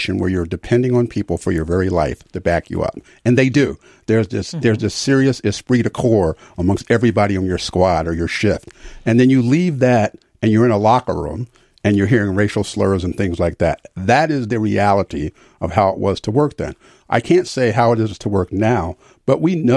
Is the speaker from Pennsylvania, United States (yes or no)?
yes; Philadelphia, Pennsylvania, United States; moved away; also born or lived in Arlington, Virginia; growing up in Philadelphia